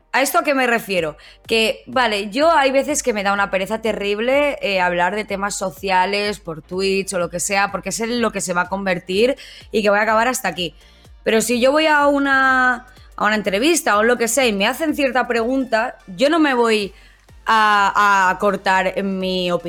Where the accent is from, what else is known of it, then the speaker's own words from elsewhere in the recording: Valencian Community, Spain; yo es que soy valenciana yo soy, valenciana y los insultos en valenciano para mí o catalán son superiores.